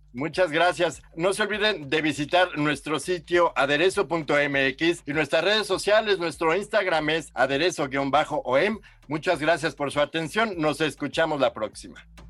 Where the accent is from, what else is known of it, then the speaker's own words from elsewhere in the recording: Mexico; somos mexicanos